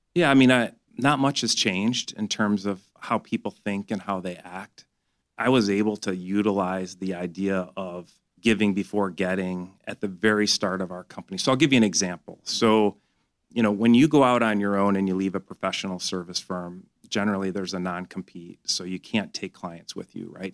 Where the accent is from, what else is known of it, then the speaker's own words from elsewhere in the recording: Grand Blanc, Michigan, United States; I grew up in Grand Blanc, which is about an hour north of here